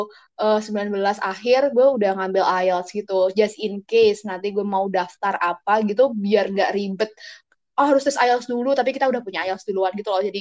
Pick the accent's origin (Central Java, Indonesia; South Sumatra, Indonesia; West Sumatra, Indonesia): Central Java, Indonesia; Gue anak daerah lah gampangnya gitu. Gue dari datang dari Jawa Tengah yang bukan uh, highly exposed sama bahasa Inggris